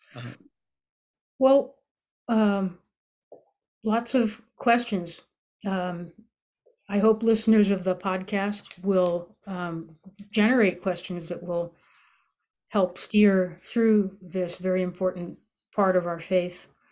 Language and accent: English; Massachusetts, United States; I grew up in Massachusetts